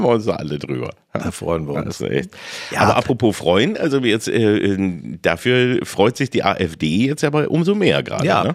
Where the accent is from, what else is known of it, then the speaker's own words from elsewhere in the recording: Peine, Lower Saxony, Germany; ich bin in Peine aufgewachsen